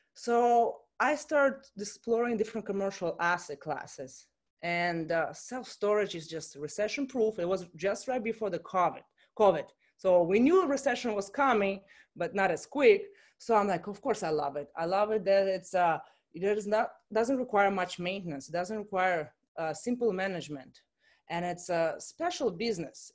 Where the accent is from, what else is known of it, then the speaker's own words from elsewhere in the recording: Russia; moved away as an adult; also born or lived in Chicago, United States / Miami, United States; I'm coming from Russia originally, and I went to study in college in Chicago